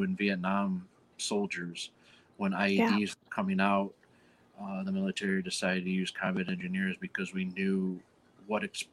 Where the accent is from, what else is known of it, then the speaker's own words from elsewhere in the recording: Chicago, Illinois, United States; I'm from Chicago